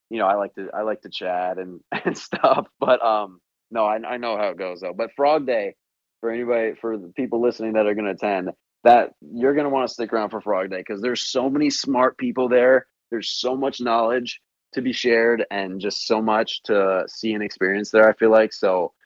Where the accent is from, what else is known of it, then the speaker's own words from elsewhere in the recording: just outside Chicago, Illinois, United States; here in my hometown, just outside Chicago